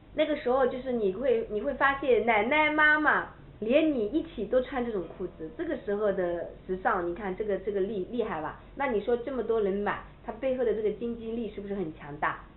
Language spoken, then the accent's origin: Chinese; China; 我们中国人